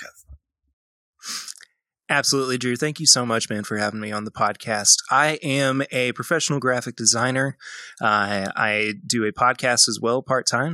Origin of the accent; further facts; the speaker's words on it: Lexington, Kentucky, United States; I'm from Lexington, Kentucky. Uh, I was born and raised, and I'm actually currently raising my own family here uh, as well